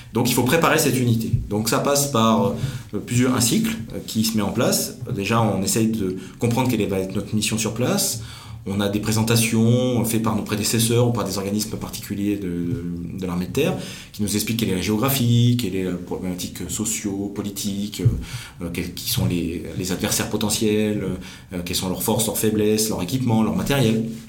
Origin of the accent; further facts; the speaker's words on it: Verdun, Grand Est, France; moved away; je suis né à Verdun. Donc je crois, j'y ai vécu une petite partie de, de mon enfance, une dizaine d'années environ